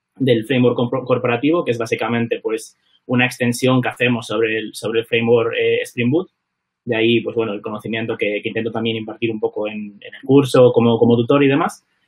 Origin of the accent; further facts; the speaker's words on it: Vigo, Galicia, Spain; moved away as an adult; now in London, United Kingdom; soy vigués